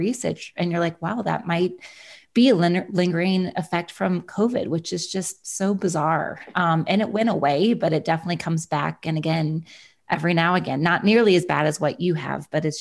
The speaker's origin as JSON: {"language": "English", "town": "Kansas City", "region": "Kansas", "country": "United States", "said": "I'm from Kansas City, so just a few hours down the road from you. So I always love speaking with another fellow Kansan on the phone."}